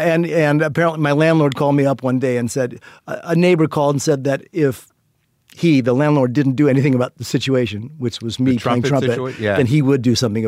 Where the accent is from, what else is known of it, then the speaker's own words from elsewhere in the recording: Indiana, United States; I took Indiana board examination because my home state. I pretty much knew I didn't want to be living in Indiana